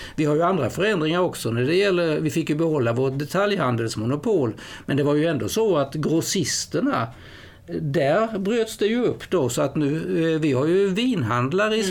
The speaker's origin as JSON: {"language": "Swedish", "country": "Sweden", "said": "som svensk journalist"}